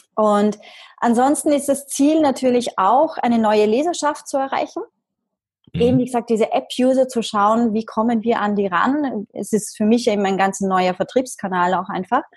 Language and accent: German; Vienna, Austria; komme aus Österreich, gebürtige Wienerin.